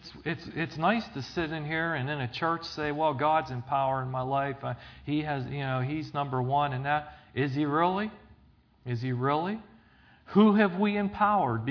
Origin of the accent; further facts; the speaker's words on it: Zelienople, Pennsylvania, United States; I grew up in Zillionople, down in Extension.